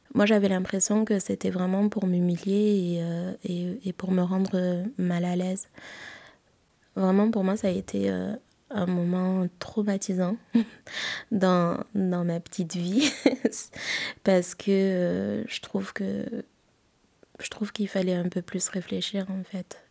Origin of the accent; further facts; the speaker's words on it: Madagascar; je suis malgache